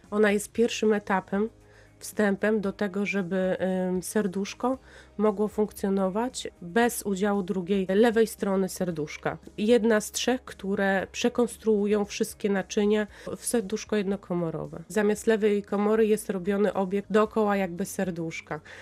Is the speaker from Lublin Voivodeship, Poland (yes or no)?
yes; Lublin, Lublin Voivodeship, Poland; now in Tyniec Mały, Poland; Ja pochodzę z Lublina i tam działają moi przyjaciele